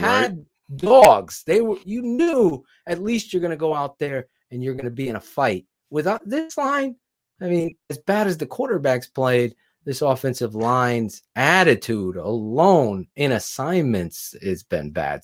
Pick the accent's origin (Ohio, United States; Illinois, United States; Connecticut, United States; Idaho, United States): Connecticut, United States; Wallingford; the next town over where I grew up in Wallingford, Connecticut